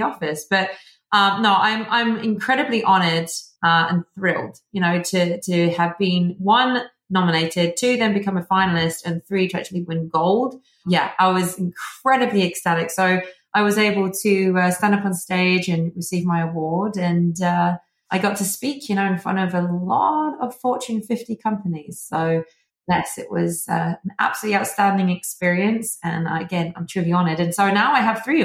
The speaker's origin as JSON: {"language": "English", "region": "England", "country": "United Kingdom", "accent": "British", "moved": "yes", "lives_now": "Arizona, United States", "said": "as you can tell from the accent, I am originally from England, the UK, but now I reside in Arizona"}